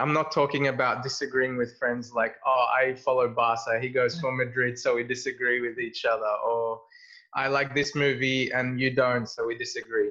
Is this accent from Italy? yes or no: no; Egypt; moved away; we grew up in Egypt.